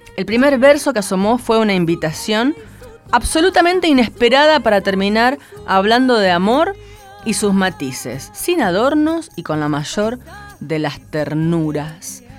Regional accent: San Nicolás de los Arroyos, Buenos Aires Province, Argentina; San Nicolás, mi pueblo querido

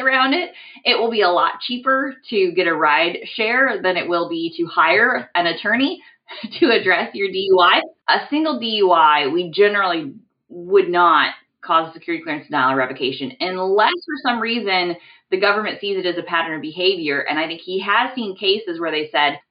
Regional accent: Midwest, United States; I'm from the Midwest

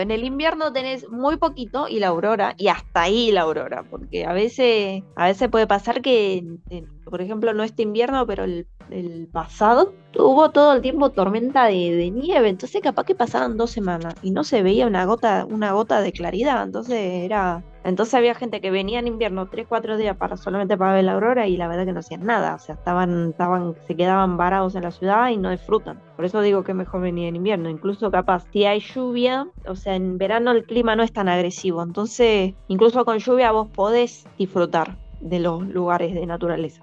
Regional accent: Buenos Aires, Argentina; moved away as an adult; now in Iceland; Yo, yo emigré acá como argentina

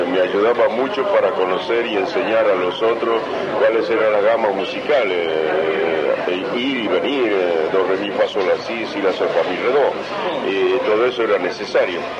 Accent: Santiago del Estero, Argentina; moved away as an adult; also born or lived in Buenos Aires; yo aproveché para aprender a bailar, la danza, conocer todas las danzas de mi país.

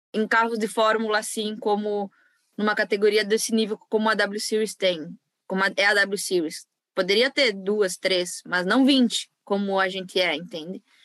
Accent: Brazil; also born or lived in western Santa Catarina; eu do, do Brasil

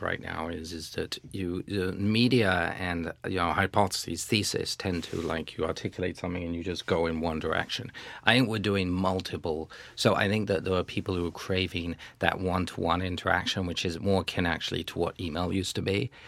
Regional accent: United Kingdom; also born or lived in France; I'm a Brit, but I'm also half French

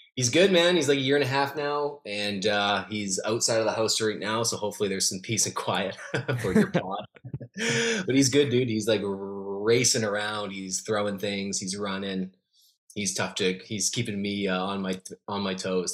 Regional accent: Calgary, Alberta, Canada; moved away as an adult; also born or lived in Winnipeg; now in Vancouver, Canada; I grew up in Calgary, so I'm from the Calgary market, and I lived in the Winnipeg market for a couple years

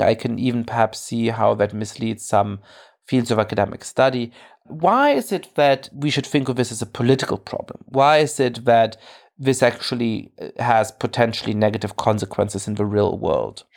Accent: Germany; I grew up Jewish in Germany

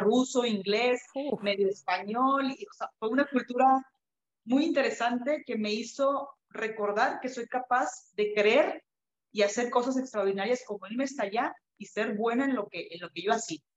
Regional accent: Mexico; also born or lived in Kazakhstan / Canada; el fútbol profesional en nuestro país

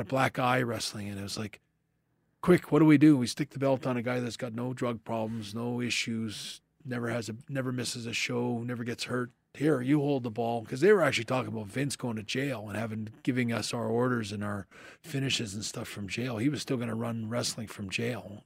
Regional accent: Canada; me being Canadian

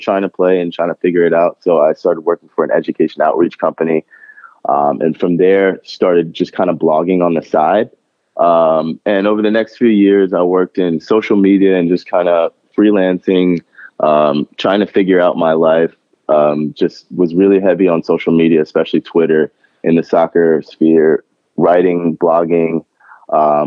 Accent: Chapel Hill, North Carolina, United States; I was born and raised in Chapel Hill, North Carolina.

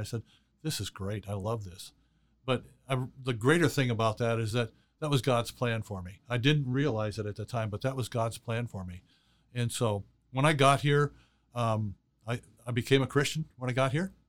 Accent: Chicago, Illinois, United States; I was born and raised in Chicago

